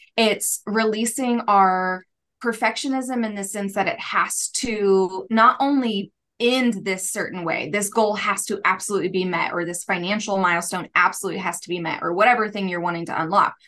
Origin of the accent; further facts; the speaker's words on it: United States; also born or lived in Kansas City / Tulsa, Oklahoma; I grew up in, in both Kansas City and Tulsa